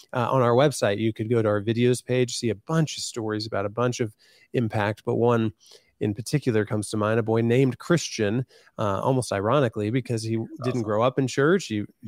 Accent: Van Wert, Ohio, United States; moved away as an adult; now in Columbus, United States; I live in Columbus now, but I was in my hometown of Van Wert

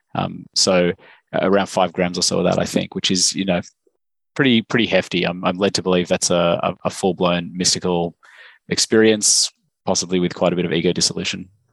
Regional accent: Australia; also born or lived in Stanford, United States; as you can probably tell from my accent, I'm, I'm from Australia.

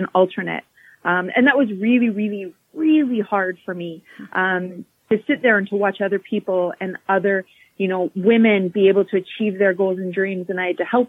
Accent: Calgary, Alberta, Canada; Born and raised in Calgary

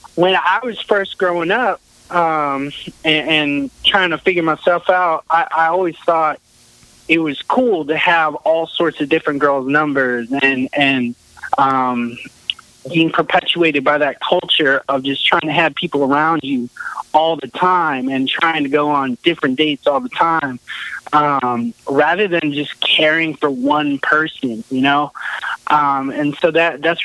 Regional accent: New Hampshire, United States; I got out of the Army and moved back home to New Hampshire

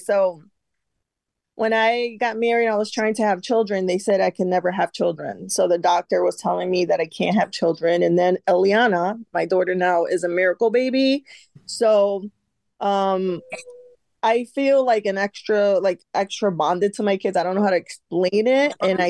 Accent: Connecticut, United States; moved away as an adult; now in Florida, United States; we moved from Connecticut to Florida in 2018.

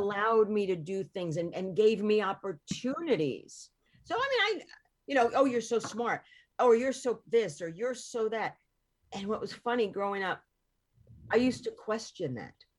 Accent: Hoboken, New Jersey, United States; I was born in Northport, in Hoboken.

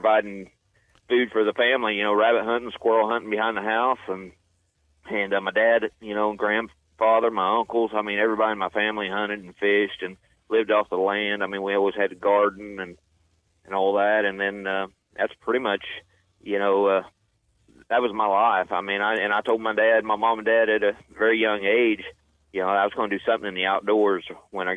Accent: Rocky Comfort, Missouri, United States; now in Conway, United States; I was born in Southwest Missouri, a little town called Rocky Comfort, Missouri, where I called home

